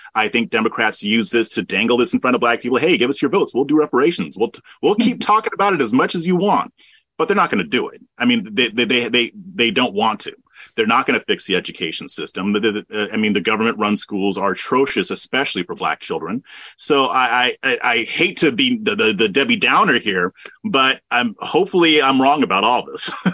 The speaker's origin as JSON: {"language": "English", "region": "Southern California", "country": "United States", "tie": "born or raised there", "moved": "as an adult", "lives_now": "Texas, United States", "said": "I was born and raised in Southern California. I moved to Texas about 10 years ago"}